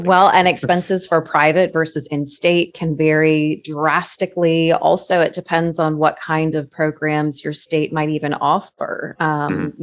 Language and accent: English; Florida, United States; I was that kid growing up in Florida